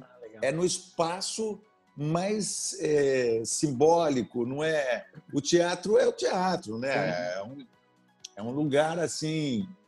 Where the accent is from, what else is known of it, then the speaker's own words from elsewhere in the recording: Sorocaba, São Paulo, Brazil; a história da minha infância e da minha adolescência em Sorocaba